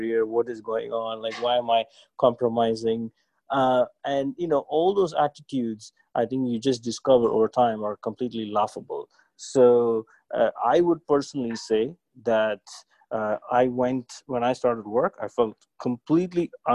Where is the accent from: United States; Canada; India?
India; moved away as an adult; also born or lived in London; growing up in India